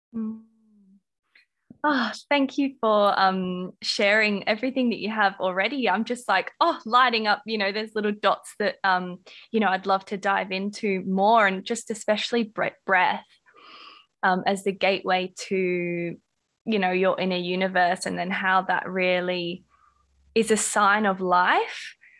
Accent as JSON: {"language": "English", "country": "Australia", "accent": "Australian", "said": "my Australian accent"}